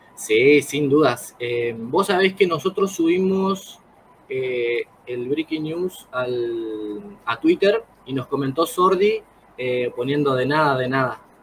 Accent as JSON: {"language": "Spanish", "town": "El Colorado", "region": "Formosa", "country": "Argentina", "said": "yo soy del Colorado Formosa"}